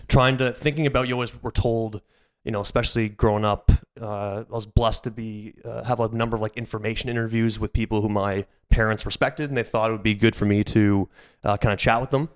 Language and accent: English; Aurora, Ontario, Canada; also born or lived in Sarnia; now in Toronto, Canada; Grew up in Aurora.